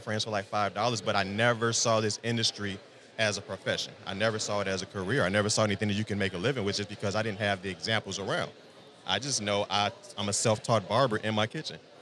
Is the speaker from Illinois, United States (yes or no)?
yes; Chicagoland, Illinois, United States; I'm born and raised just outside Chicagoland. Been there my entire life.